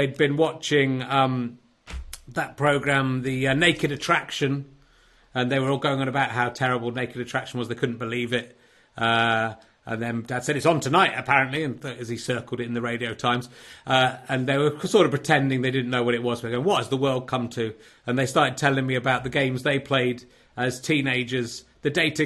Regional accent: Cheddar, South West England, United Kingdom; moved away; also born or lived in Yorkshire; back in Cheddar doing this from my childhood home.

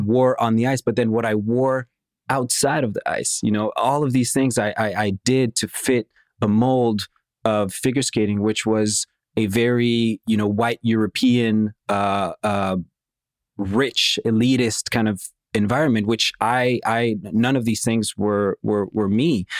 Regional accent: Montreal, Quebec, Canada; born or raised there; also born or lived in Moscow, Russia

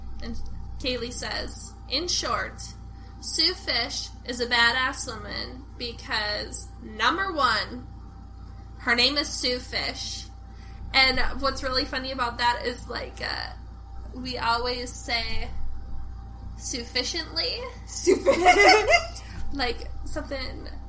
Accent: Forest Lake, United States; Like Forest Lake. My hometown.

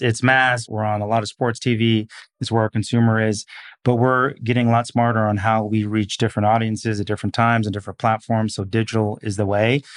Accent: Seattle, Washington, United States; moved away; also born or lived in Portland / New York; I'm a kid from the Pacific Northwest, so grew up in Seattle

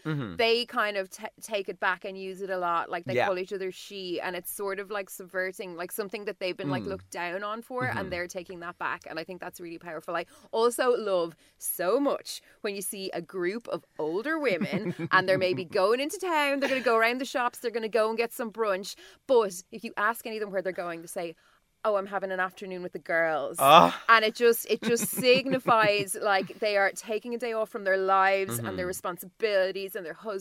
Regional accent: Dublin, Leinster, Ireland; I'm a Virgo from Dublin

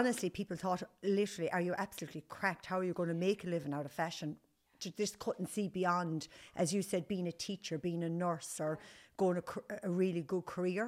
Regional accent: Nenagh, Munster, Ireland; moved away as an adult; also born or lived in Limerick; now in Galway, Ireland; I grew up in Tipperary, went to school in Nina, went modelling for a couple of years in Limerick, and then moved to Galway

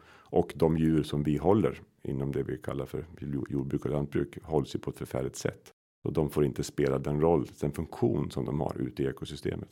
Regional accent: Sweden; den socken jag kommer ifrån, Odensvi socken, den delades

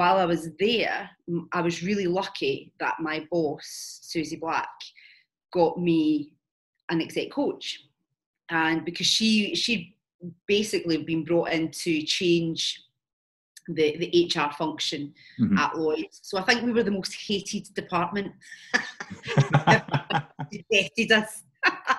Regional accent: Glasgow, Scotland, United Kingdom; moved away as an adult; also born or lived in London; I'm Scottish, so I moved from Glasgow down to London

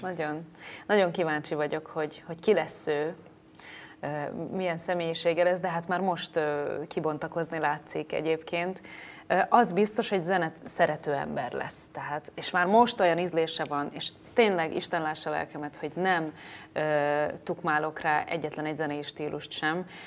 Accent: Salgótarján area, Nógrád, Hungary; born or raised there; now in Budapest, Hungary

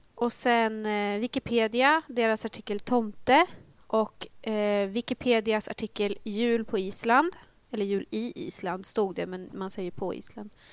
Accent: Northern Uppland, Uppsala County, Sweden; jag kommer ju från eh, Norduppland

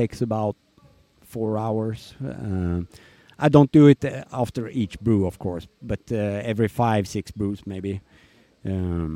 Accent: Eskilstuna, Södermanland, Sweden; moved away as an adult; also born or lived in Bangkok, Thailand; now in Nice, France; And Eskilstuna is my hometown, so that's where I come from.

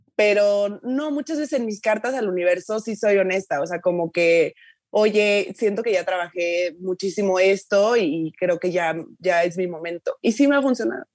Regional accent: Tuxtla Gutiérrez, Chiapas, Mexico; moved away; yo soy de Tucla, yo soy, o sea, de una familia lo más promedio del mundo

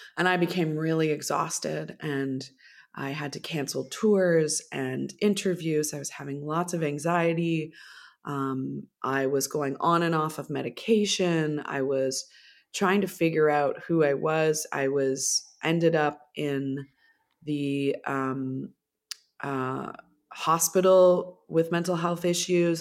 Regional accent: Millbrook, Ontario, Canada; growing up in Millbrook, there's a lot of really beautiful nature there

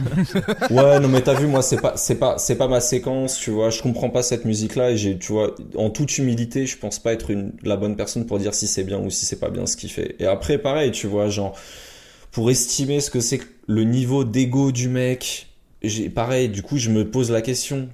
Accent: France; chez nous en France

